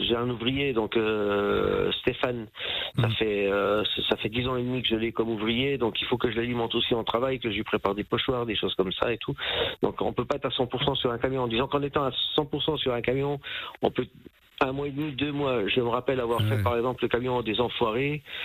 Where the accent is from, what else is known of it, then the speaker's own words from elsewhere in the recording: Saint-Amé, Grand Est, France; et moi je suis né à Saint-Amé dans les Vosges